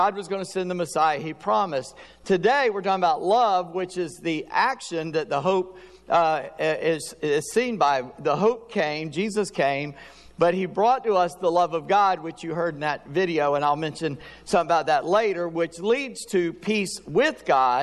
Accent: South Carolina, United States; I'm a redneck from South Carolina

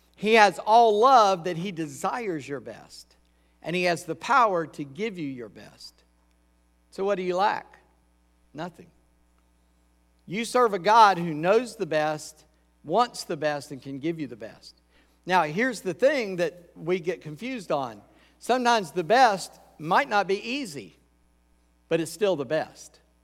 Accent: Charleston, South Carolina, United States; moved away as an adult; also born or lived in Columbia, South Carolina; now in Virginia, United States; I grew up in Charleston.

